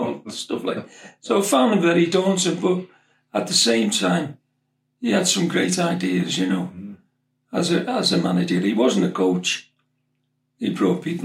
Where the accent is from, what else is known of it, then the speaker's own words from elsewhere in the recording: Liverpool, North West England, United Kingdom; also born or lived in Huyton; We lived in Page Moss in Highton at the time. We moved up from Edgehill to live in a bigger house. My mother and my younger brother, Larry